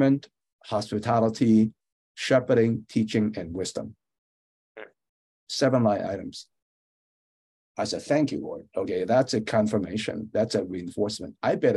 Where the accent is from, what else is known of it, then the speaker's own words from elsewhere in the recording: San Francisco, California, United States; also born or lived in Hong Kong; I grew up in San Francisco, went to Lowell High School, which is a famous public school, went to Berkeley.